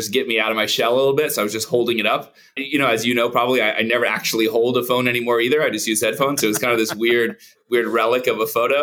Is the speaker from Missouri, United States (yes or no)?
no; Plantation, Florida, United States; also born or lived in Atlanta / New York City; I'm born and raised in Florida, Plantation, Florida, kind of a suburb of Fort Lauderdale